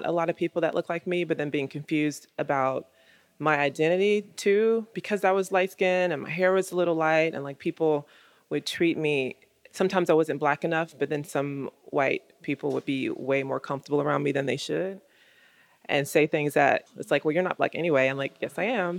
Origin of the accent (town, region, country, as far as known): United States